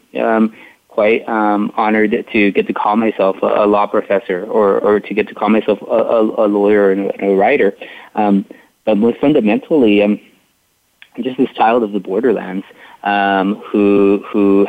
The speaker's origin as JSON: {"language": "English", "town": "McAllen", "region": "Texas", "country": "United States", "tie": "born or raised there", "said": "I was born and raised in McAllen, Texas, which is a city about 7 miles north of the Rio Grande River."}